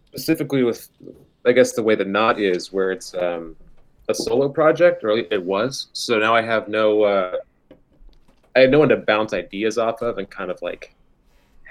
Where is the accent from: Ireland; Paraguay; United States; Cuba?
United States; Juneau, Alaska; born or raised there; moved away as an adult; now in Seattle, United States